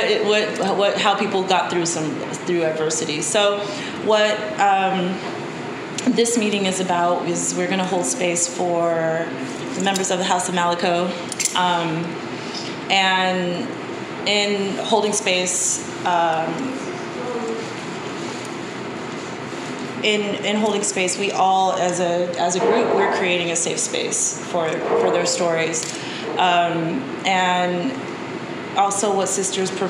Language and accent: English; Anchorage, Alaska, United States; moved away; I'm from Anchorage, Alaska, originally, but my father is from East Oakland. He's African American, and my mom is from Japan, and they met in Alaska. So growing up in Alaska